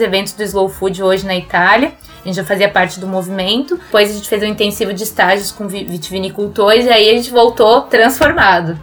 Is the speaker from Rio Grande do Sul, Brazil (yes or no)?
yes; near Passo Fundo, northwest Rio Grande do Sul, Brazil; moved away as an adult; also born or lived in Serra Gaúcha; now in France; eu morava no noroeste do estado, muito perto de Passo Fundo